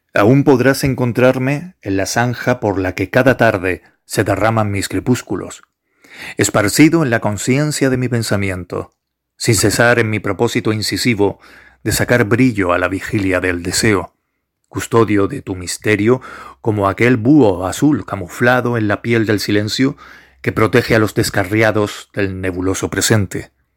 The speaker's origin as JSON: {"language": "Spanish", "area": "Gran Canaria", "region": "Canary Islands", "country": "Spain", "said": "Soy de Gran Canaria"}